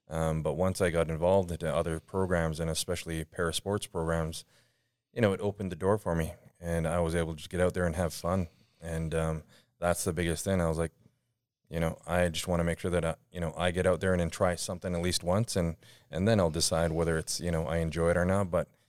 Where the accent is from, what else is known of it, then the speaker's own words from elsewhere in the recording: Couch, United States; So as I mentioned, I grew up in Couch, and so there was only a few of us that had disabilities